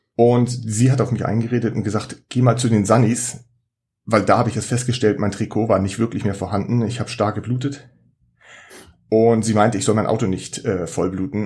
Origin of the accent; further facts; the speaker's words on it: Schleswig-Holstein, Germany; ich komme hier aus Schleswig-Holstein